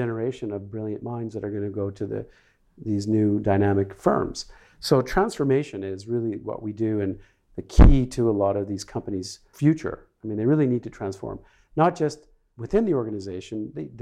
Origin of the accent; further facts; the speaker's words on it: Canada; moved away as an adult; also born or lived in Sweden; I grew up in Canada, and I moved to Sweden in the 1980s, mid-80s.